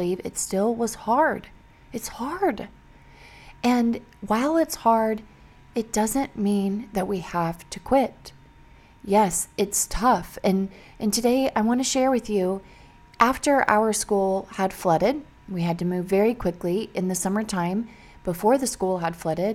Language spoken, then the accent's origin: English; Missouri, United States; I grew up in Missouri